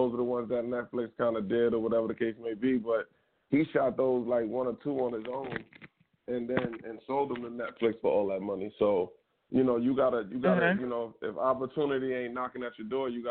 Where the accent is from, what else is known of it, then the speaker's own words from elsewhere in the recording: New York City, New York, United States; moved away; also born or lived in Jersey City; I'm from the South Bronx originally